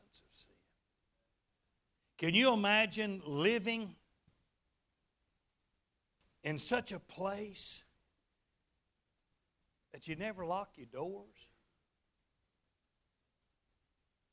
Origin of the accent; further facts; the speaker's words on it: Garland, Texas, United States; Mac McCarter's car lot there in Garland, Texas, my hometown